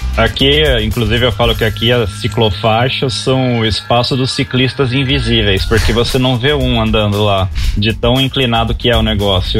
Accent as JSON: {"language": "Portuguese", "region": "São Paulo", "country": "Brazil", "said": "Eu sou de São Paulo, capital mesmo, daqui do bairro de Perdizes"}